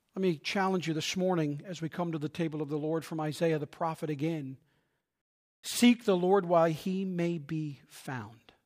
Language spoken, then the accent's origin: English; Newfoundland and Labrador, Canada; I'm from Newfoundland